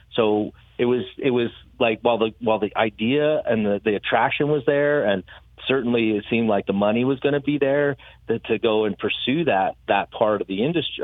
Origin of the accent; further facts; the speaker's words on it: Colorado, United States; moved away; also born or lived in San Diego / Northern California; I grew up in Colorado